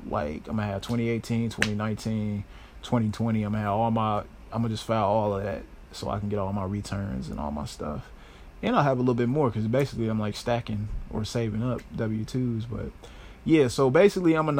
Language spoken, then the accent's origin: English; Chicago, Illinois, United States; I am a Chicago native and born and raised, not raised, but I was born here in Chicago